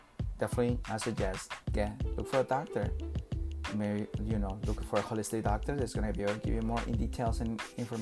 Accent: Peru; I'm from South America, Peru

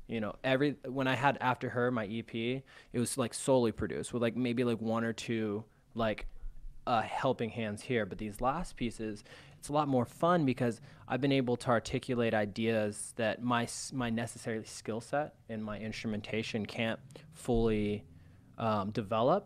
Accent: California, United States; moved away as an adult; also born or lived in Arizona; now in Chicago, United States; I was born in Arizona. I was raised in California. Came out to Chicago about three and a half years ago

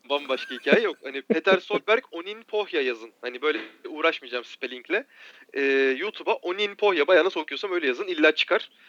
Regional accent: Marmaris, Muğla, Turkey; ben Marmarisliyim.

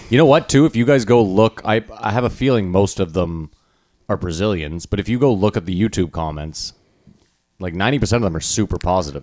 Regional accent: Ottawa, Ontario, Canada; we're from Ottawa, where you would assume, like, oh, it's impossible to make it in comedy, but multiple people have made it out of here

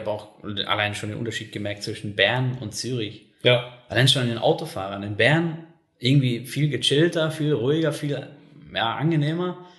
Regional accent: North Rhine-Westphalia, Germany; ich komme aus NRW ursprünglich, da sogar noch östliches Ruhrgebiet

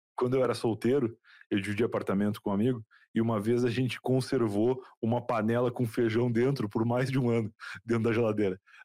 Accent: Rio Grande, Rio Grande do Sul, Brazil; casa que eu cresci no Rio Grande do Sul, lá em Rio Grande

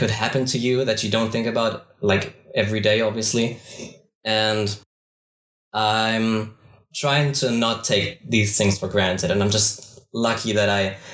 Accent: Bavaria, Germany; I am from Bavaria, Germany.

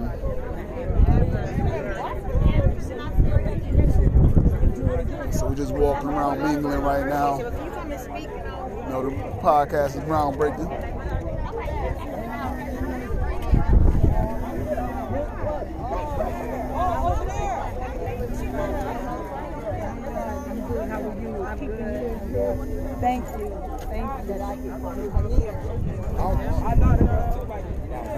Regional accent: Buffalo, New York, United States; I'm from Buffalo.

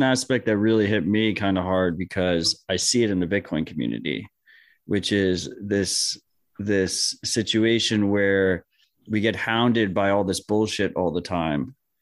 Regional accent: United States; as an American

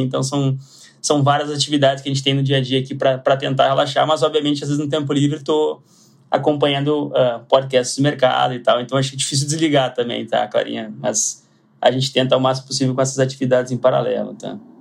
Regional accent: Porto Alegre, Rio Grande do Sul, Brazil; moved away as an adult; now in São Paulo, Brazil; sou de Porto Alegre, sou gaúcho e é, morei grande parte da minha vida em Porto Alegre, então mantenho o sotaque

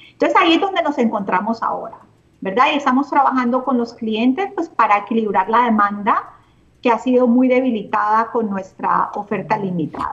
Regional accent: Cali, Valle del Cauca, Colombia; moved away as an adult; also born or lived in Barranquilla, Colombia / Canada; soy caleña. Eh, crecí en Cali, terminé mis estudios

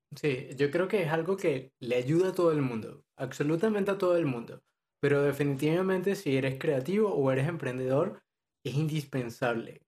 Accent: Venezuela; now in Madrid, Spain; soy de Venezuela, actualmente vivo en España, específicamente en Madrid

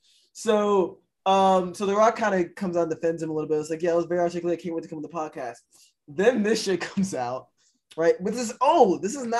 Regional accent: the South, United States; I mean, growing up in the South, I used to say, oh, that's gay.

